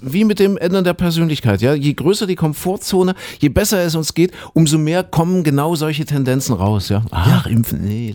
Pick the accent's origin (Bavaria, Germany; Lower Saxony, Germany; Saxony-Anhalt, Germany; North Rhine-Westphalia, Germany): Saxony-Anhalt, Germany; Köthen; moved away; in meiner alten Heimat in Kuhköthen, ja, in Sachsen-Anhalt.